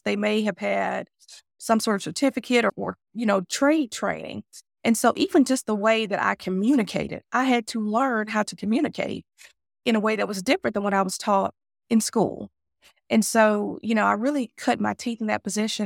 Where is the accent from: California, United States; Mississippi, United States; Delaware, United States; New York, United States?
Mississippi, United States; I'm from the South. If anyone knows about, you know, where Mississippi is geographically located in the States, we are in, you know, in the southern part of North America.